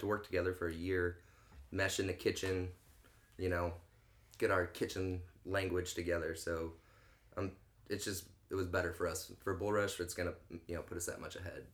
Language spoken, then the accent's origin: English; St. Clair, Missouri, United States; now in St. Louis, United States; grew up in St. Clair, Missouri